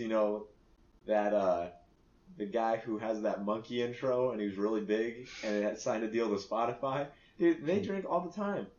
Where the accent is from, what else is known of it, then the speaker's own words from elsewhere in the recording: United States; I'm Japanese, a quarter. And I'm also from America